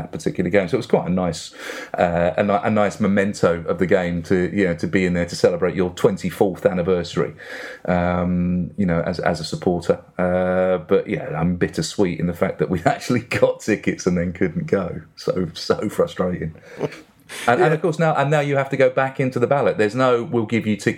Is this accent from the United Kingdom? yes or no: yes; Barking, London, United Kingdom; I'm an Essex boy at birth. And yeah, born in Barking, which is just down the road from the old Upton Park.